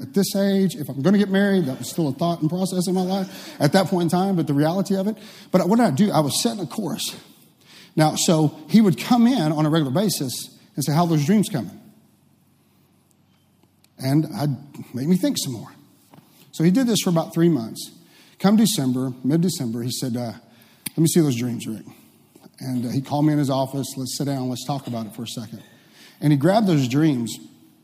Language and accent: English; Waxahachie, Texas, United States; I grew up in Waxahachie